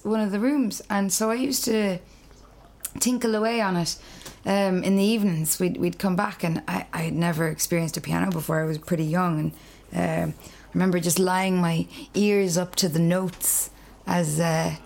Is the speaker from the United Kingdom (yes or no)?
no; Clare, Munster, Ireland; also born or lived in Dublin; I'm from Clare.